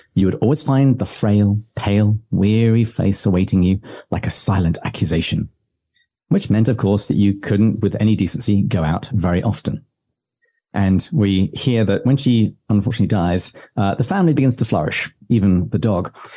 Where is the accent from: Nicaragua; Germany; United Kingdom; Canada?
United Kingdom; England; now in United States; me being very English